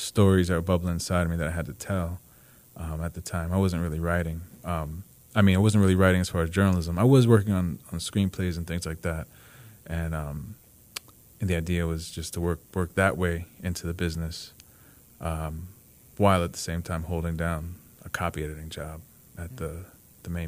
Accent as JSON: {"language": "English", "region": "New Jersey", "country": "United States", "also_born_or_lived": "Los Angeles", "moved": "as an adult", "said": "I'm from New Jersey."}